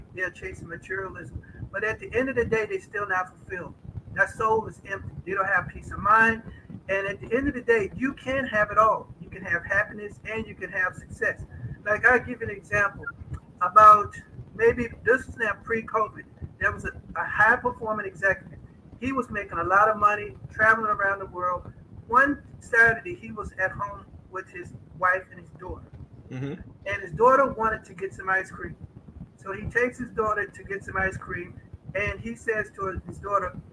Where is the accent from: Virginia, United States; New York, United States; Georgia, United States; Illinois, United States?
Virginia, United States; Charlottesville; now in Northern Virginia, United States; I was born in Charlottesville, Virginia